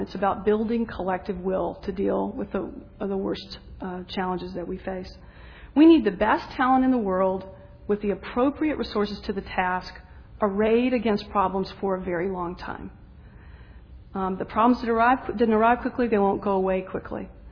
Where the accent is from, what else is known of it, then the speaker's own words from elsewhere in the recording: the South, United States; I'm a Southerner